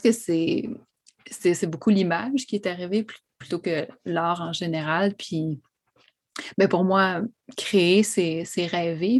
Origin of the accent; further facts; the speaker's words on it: Montreal, Quebec, Canada; also born or lived in Odanak; J'ai grandi euh, à La Salle, sur l'île de Montréal, vraiment sur le bord euh, des rapides de la Chine